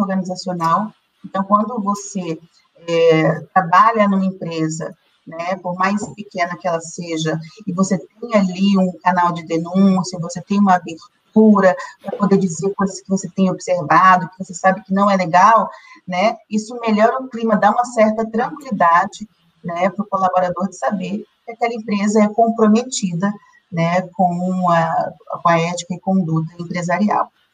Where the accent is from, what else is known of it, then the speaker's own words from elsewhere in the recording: Brazil; Nós que somos brasileiros